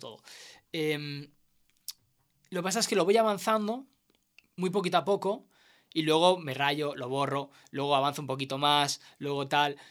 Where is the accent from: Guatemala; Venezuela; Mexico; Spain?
Spain; El Prat de Llobregat, Catalonia; also born or lived in Segur de Calafell; había pasado cuando era niño tres años así, que mis padres se pillaron una torre allí, y luego la vendimos y volvimos al Prat